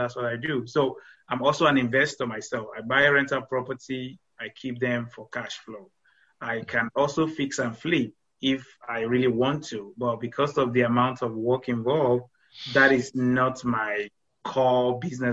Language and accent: English; Nigeria; moved away as an adult; now in United States